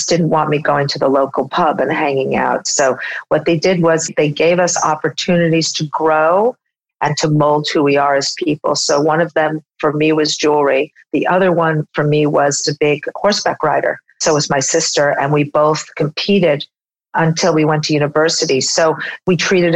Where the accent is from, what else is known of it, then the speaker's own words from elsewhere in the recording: upstate New York, United States; when I was 8 years old, my parents decided to drop out of the New York lifestyle and move my sister, brother, and I to a farm in upstate New York, where we were raised until I went to university